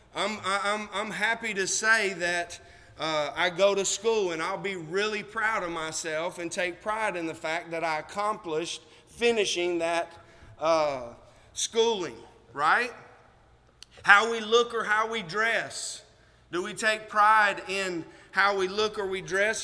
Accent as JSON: {"language": "English", "country": "United States", "said": "we are American"}